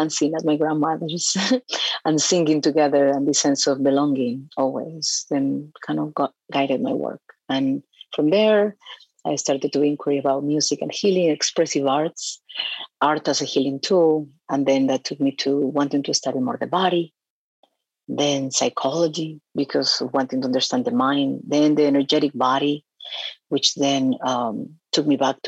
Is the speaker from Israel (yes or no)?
no; Peru; moved away as an adult; now in United States; I was born in Peru. And I've been here since I was 18 years old.